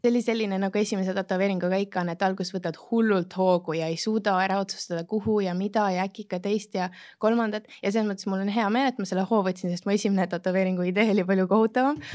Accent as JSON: {"language": "Estonian", "country": "Estonia", "also_born_or_lived": "London", "moved": "as an adult", "lives_now": "Dubai, United Arab Emirates", "said": "alustasin ikka Eestist"}